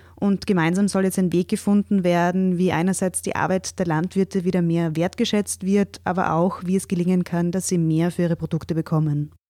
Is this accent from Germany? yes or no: no; Austria; bei uns